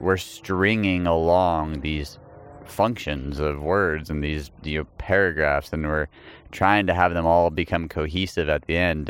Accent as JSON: {"language": "English", "region": "Texas", "country": "United States", "said": "I'm from Texas"}